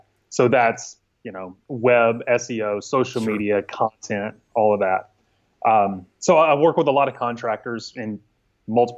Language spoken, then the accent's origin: English; northern Louisiana, United States; now in Dallas, United States; So I'm originally from Louisiana, the northern side of Louisiana.